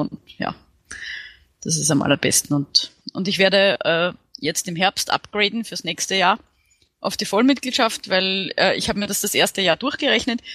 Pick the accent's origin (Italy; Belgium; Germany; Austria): Austria; Vienna; ich bin aus Wien